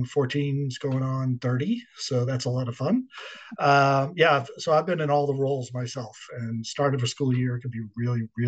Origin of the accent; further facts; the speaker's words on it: Boston, Massachusetts, United States; moved away as an adult; also born or lived in Washington, D.C. / Dallas; I grew up in Boston